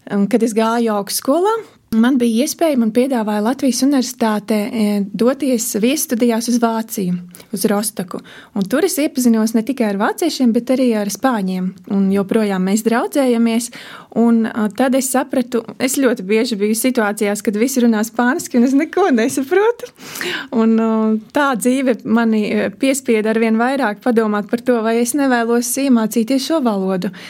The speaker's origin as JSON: {"language": "Latvian", "town": "Ezernieki", "region": "Latgale", "country": "Latvia", "tie": "born or raised there", "moved": "yes", "lives_now": "Riga area, Latvia", "said": "ezernieki, kas ir ezernieku pagastā, un tad, kad es piedzimu, tas bija Krāslavas rajons"}